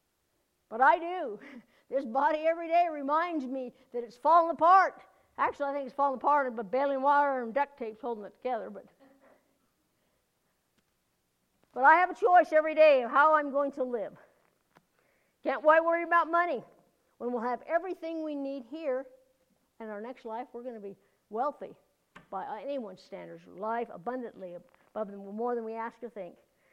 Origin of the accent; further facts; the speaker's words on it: United States; as an American